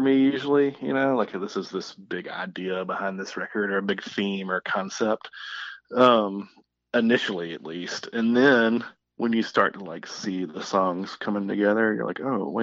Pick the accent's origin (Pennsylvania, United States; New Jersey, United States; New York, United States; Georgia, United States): Georgia, United States; Columbus; where I'm from Columbus / Phoenix City